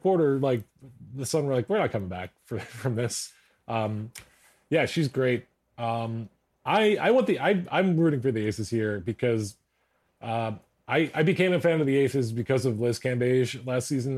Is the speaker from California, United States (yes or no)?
no; Philadelphia, Pennsylvania, United States; I'm a Sixers fan. I'm from Philadelphia